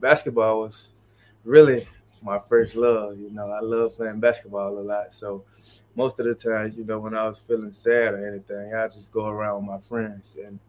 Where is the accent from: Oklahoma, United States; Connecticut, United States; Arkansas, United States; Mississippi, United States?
Mississippi, United States; Yeah, sports played a major role in my life growing up. Being young, you know, it wasn't much we can do in Mississippi, not a lot of things to do.